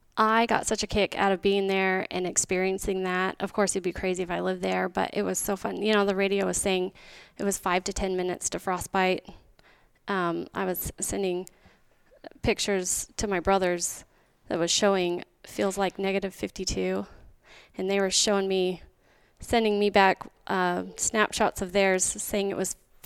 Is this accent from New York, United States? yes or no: no; White Mountains, Arizona, United States; now in Queen Creek, Arizona; I grew up in the White Mountains.